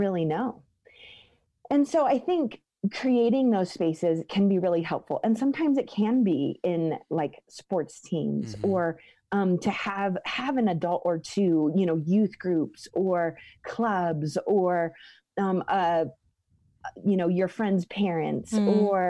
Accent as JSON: {"language": "English", "area": "the Northwest", "region": "Pacific Northwest", "country": "United States", "tie": "born or raised there", "moved": "as an adult", "lives_now": "Colorado, United States", "said": "the Northwest, which is where I grew up"}